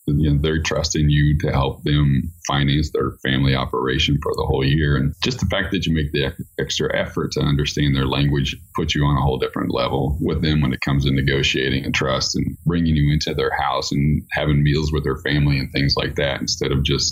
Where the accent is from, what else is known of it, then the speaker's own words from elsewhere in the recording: Midwest, United States; moved away as an adult; I grew up in the Midwest and I left and now I came back